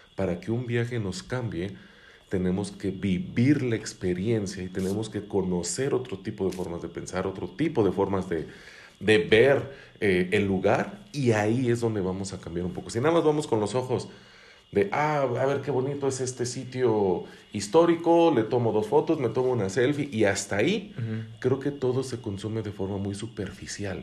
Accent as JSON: {"language": "Spanish", "country": "Mexico", "said": "como mexicanos perdemos la capacidad de asombro"}